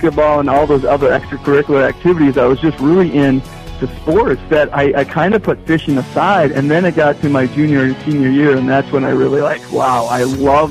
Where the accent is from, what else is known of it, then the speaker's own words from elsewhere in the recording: Winthrop, Minnesota, United States; moved away as an adult; also born or lived in Bemidji, Minnesota; now in Park Rapids, United States; I'm originally from southern Minnesota, a small town called Winthrop